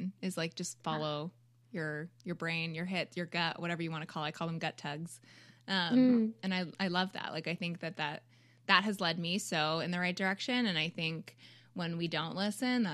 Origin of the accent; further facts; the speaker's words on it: Canada; I'm Canadian